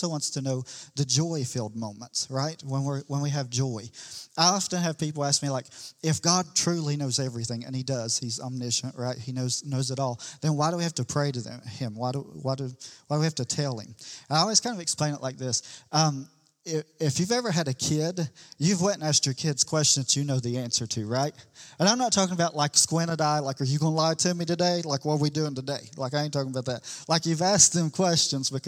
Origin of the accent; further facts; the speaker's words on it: the Bible Belt, United States; we're from the Bible Belt